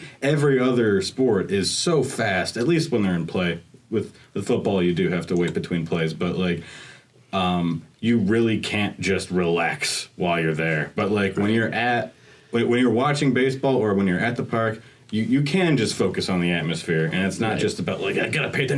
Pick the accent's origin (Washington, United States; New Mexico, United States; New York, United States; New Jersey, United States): New York, United States; Buffalo; See, I didn't grow up on baseball. I went to a handful of Bisons games, which is our AAA affiliate, which bounces around the league.